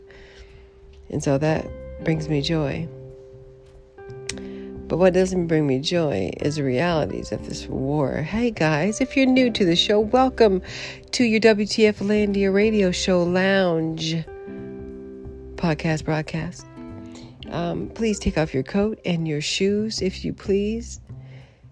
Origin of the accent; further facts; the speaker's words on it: United States; moved away; I'm still American, carrying an American passport